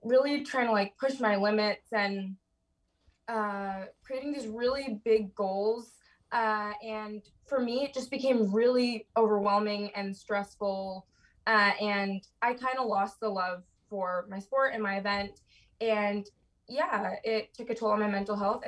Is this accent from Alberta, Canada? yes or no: no; Toronto, Ontario, Canada; moved away as an adult; also born or lived in Winston-Salem, North Carolina; I'm from Toronto. I'm actually home right now.